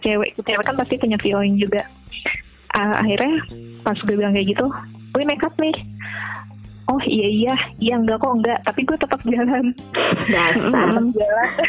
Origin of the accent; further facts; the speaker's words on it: Jakarta, Indonesia; kita orang Jakarta